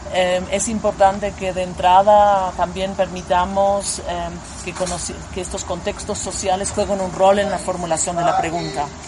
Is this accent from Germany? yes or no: yes; Germany; now in Berlin, Germany; yo soy antropóloga alemana